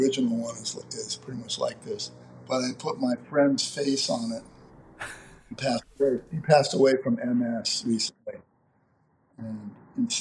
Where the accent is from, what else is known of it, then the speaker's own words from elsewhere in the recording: Phoenix, Arizona, United States; growing up in Phoenix, Arizona